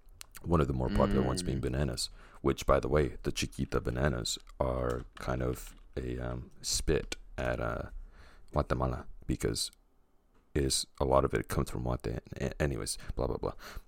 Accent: Santa Ana, California, United States; I was born in Santa Ana, Danny.

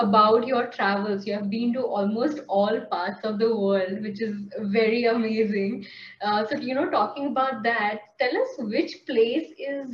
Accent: India; being an Indian

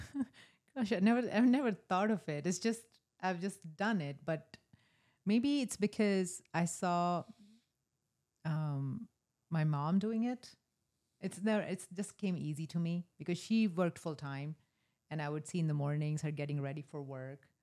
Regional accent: rural North India, India; moved away; I was born in a small town in rural North India

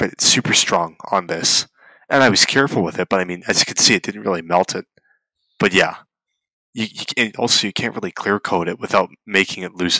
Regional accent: Canada; born or raised there

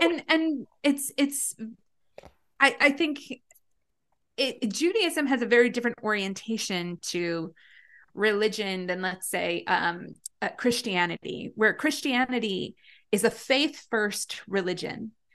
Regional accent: Long Valley, New Jersey, United States; I grew up in Long Valley, New Jersey, which is, um, like a very small town in Northwest Jersey

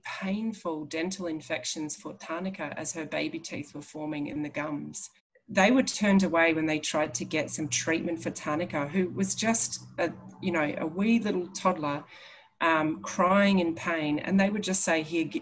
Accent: Biloela, Queensland, Australia; I grew up in Biloela. I later moved back there

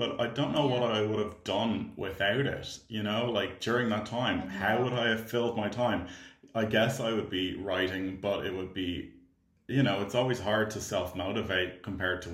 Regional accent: Ireland; I'm an Irish filmmaker and actor

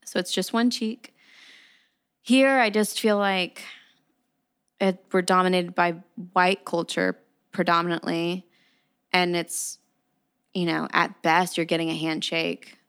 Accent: United States; I am Mexican American. Okay. Yes, I'm first generation. Gotcha. Meaning, I am the first to be born here

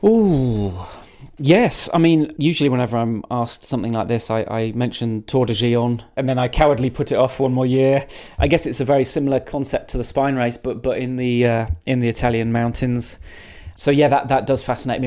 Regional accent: Cotswolds, South West England, United Kingdom; also born or lived in Lydney, Forest of Dean; I, I, grew up mostly in the Cotswolds from, from around the age of 10 anyway, and I was almost born in Wales. I was born in uh, Lydney

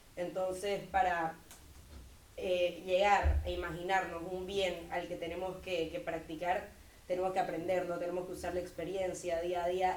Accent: Santa Cruz de la Sierra, Santa Cruz, Bolivia; vengo de Santa Cruz, Bolivia

